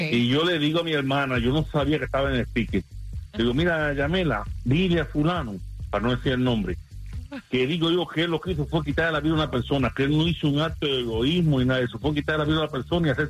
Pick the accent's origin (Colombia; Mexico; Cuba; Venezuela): Cuba; also born or lived in Spain; now in Houston, United States; cuando vinimos de Cuba, yo estaba en España, vine para aquí, para Houston